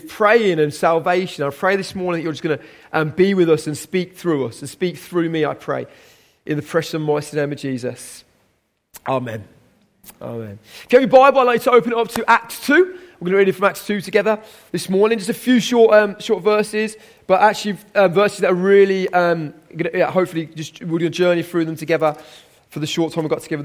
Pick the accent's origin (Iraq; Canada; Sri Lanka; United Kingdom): United Kingdom; Birmingham, West Midlands; I am a Brummie